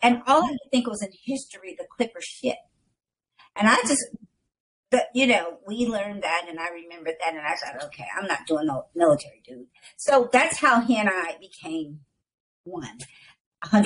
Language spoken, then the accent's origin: English; Chicago, Illinois, United States; moved away as an adult; now in Moreno Valley, United States; I'm from Chicago